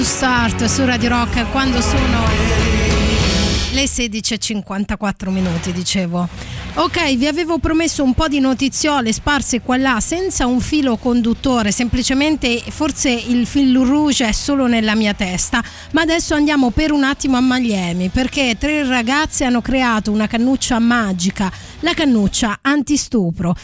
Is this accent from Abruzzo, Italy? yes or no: yes; L'Aquila, Abruzzo, Italy; L'Aquila, cioè sono nata all'Aquila, poi sono in realtà originaria di un piccolo borgo medievale